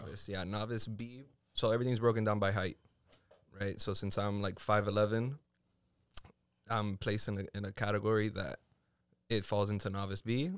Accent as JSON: {"language": "English", "town": "Miami", "region": "Florida", "country": "United States", "tie": "born or raised there", "also_born_or_lived": "Puerto Rico", "said": "I'm from here. I was born and raised in the three oh five"}